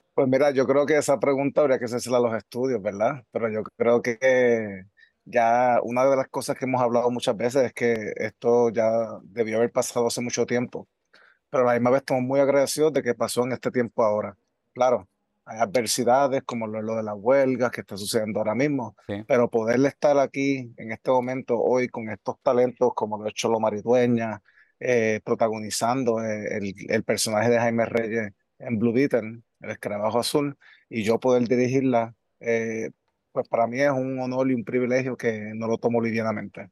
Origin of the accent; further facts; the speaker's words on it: Puerto Rico; tanto yo como puertorriqueño